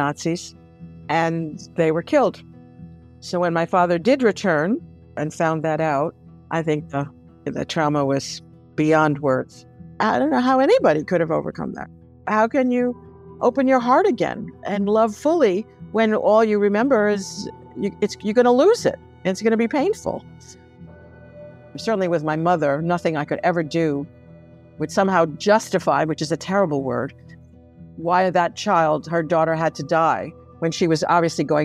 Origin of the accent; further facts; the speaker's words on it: New York City, New York, United States; moved away as an adult; now in High Falls, United States; I was born in the Bronx and then have been in or worked in or studied in every borough except Staten Island